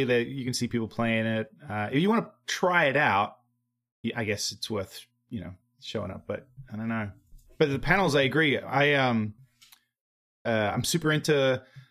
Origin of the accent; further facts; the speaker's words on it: Australia; accent: Australian; moved away as an adult; now in United States; my Australian accent